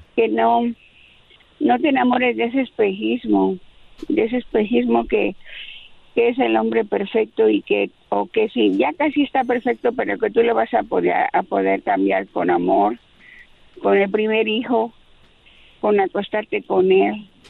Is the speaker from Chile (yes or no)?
no; Mexico City, Mexico; es de la Ciudad de México como yo